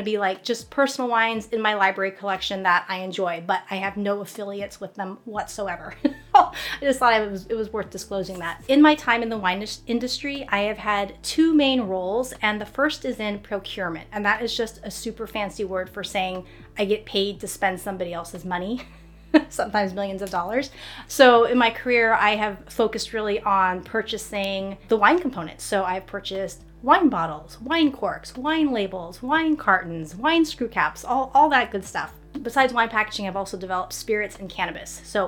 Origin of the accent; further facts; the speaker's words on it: United States; I'm Chinese American, and there's not a lot of romance books with Asian women in it.